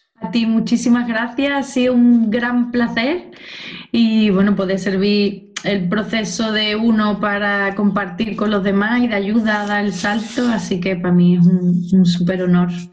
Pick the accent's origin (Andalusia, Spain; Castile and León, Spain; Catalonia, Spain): Andalusia, Spain; Cádiz; also born or lived in Seville; yo soy de Cádiz